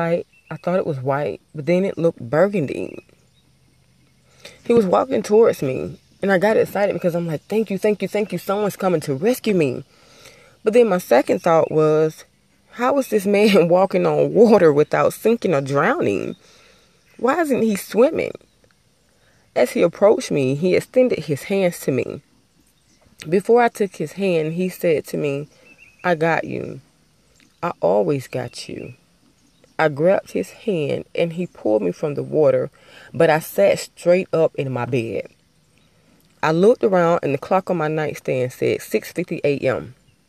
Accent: Albany, Georgia, United States; I was driving across a bridge in my hometown. Everybody from Albany, Georgia is familiar with the Flint River

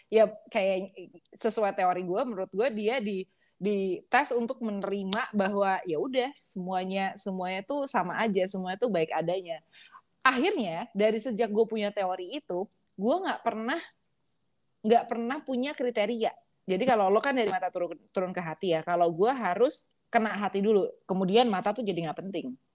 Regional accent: Java, Indonesia; permisi gue orang Jawa nih coba kita kita tes

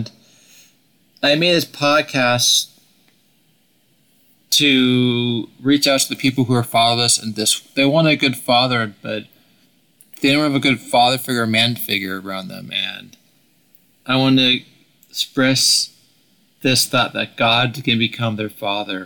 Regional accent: Oregon, United States; I grew up in Oregon

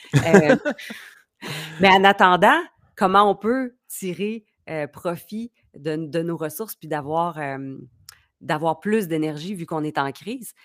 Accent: Quebec, Canada; au Québec, on a une culture, beaucoup de PME

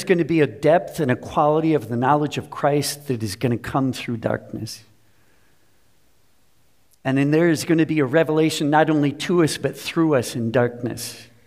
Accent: Minneapolis, Minnesota, United States; I grew up in Minnesota

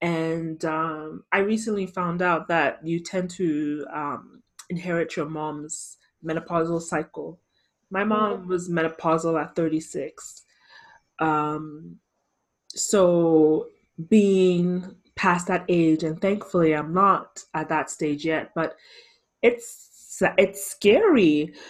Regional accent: Ghana; I'm definitely a proud Ghanaian. Back then, not so much, but now as an adult, I love being Ghanaian. I wouldn't trade any other nationality. I'm Canadian too, but I mean, really, but I'm Ghanaian first before I am Canadian.

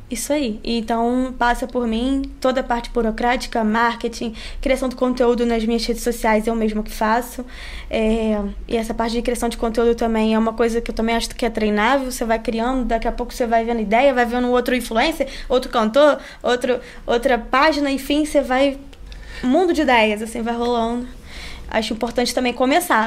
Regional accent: Rio de Janeiro, Brazil; accent: carioquês

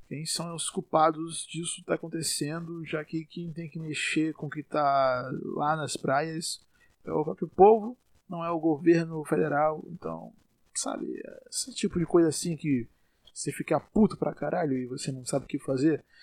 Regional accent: Salvador, Bahia, Brazil; Eu sou aqui de Salvador, como provavelmente já sabem

